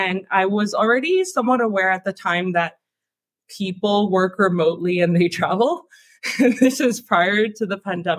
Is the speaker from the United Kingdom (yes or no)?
no; Canada; moved away as an adult; I moved from Canada. That's where I'm from.